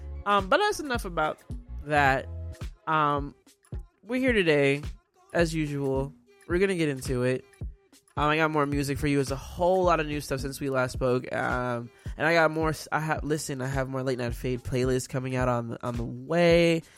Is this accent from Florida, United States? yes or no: yes; Florida, United States; now in Houston, United States; Like, I came from South Florida and now I'm in Houston, Texas.